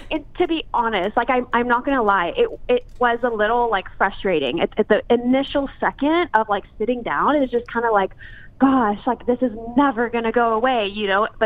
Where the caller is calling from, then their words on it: Los Angeles, California, United States; Uh, Los Angeles.